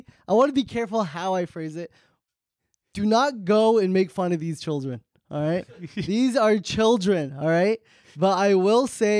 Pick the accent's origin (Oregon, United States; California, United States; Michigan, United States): California, United States; Orange County; Dude, I'm from Orange County.